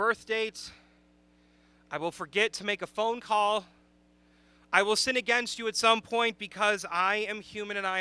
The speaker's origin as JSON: {"language": "English", "town": "Chicago", "region": "Illinois", "country": "United States", "moved": "yes", "said": "I am from the Chicagoland area"}